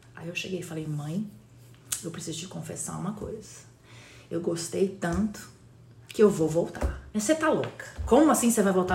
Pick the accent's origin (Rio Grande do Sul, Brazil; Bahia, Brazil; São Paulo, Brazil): São Paulo, Brazil; Campinas; born or raised there; also born or lived in Recife / Jaboatão dos Guararapes / Fortaleza / Westchester, New York; now in United States